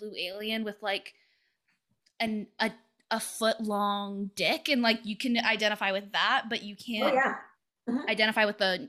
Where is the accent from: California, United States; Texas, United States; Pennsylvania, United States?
Texas, United States; I grew up in Texas